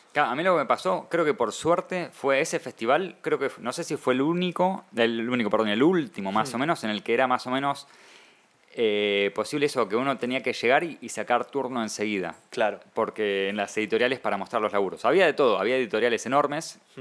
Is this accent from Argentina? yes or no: yes; Argentina; soy argentino